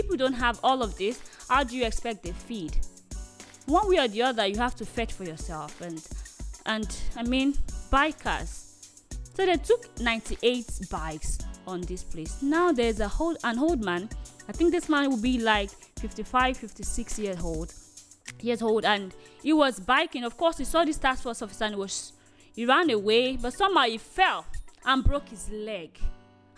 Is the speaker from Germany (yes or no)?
no; Nigeria; As a Nigerian